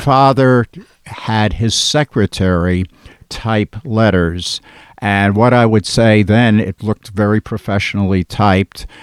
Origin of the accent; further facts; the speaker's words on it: West Orange, New Jersey, United States; I grew up in West Orange, New Jersey, which is a suburb of Newark